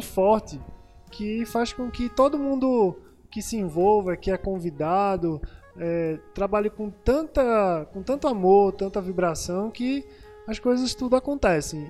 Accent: Pernambuco, Brazil; eu sou pernambucano igual a vocês

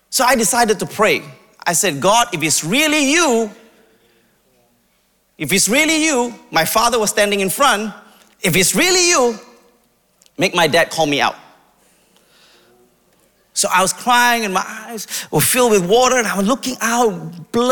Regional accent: India; I'm Indian, by the way, if you can't tell.

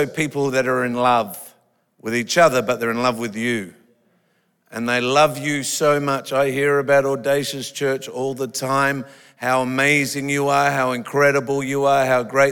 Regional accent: Australia; I'm an Australian

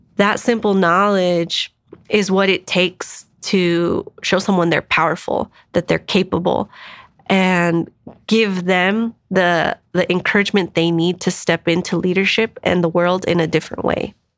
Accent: Denver, Colorado, United States; also born or lived in San Diego / Washington, D.C.; I am an East Sider, born and raised in Swansea.

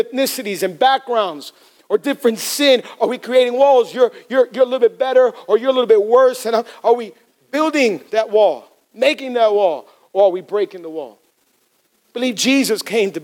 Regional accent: Hialeah, Florida, United States; I'm from Hialeah, okay? Born and raised in Hialeah

